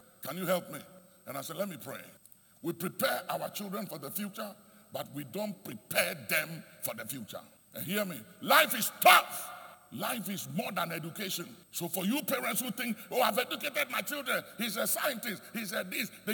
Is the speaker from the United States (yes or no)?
no; Ghana; I am proud to be a Ghanaian. I'm just telling you, I am very proud to be a Ghanaian